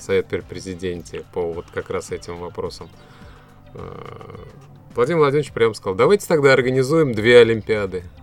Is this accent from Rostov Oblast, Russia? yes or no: no; Tatarstan, Russia; то, чем славится наш регион, наша республика